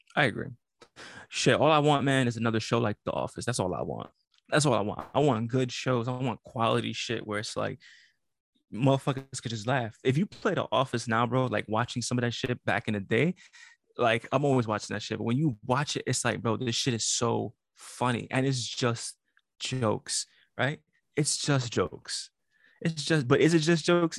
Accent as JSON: {"language": "English", "town": "New York City", "region": "New York", "country": "United States", "said": "I'm from Brooklyn"}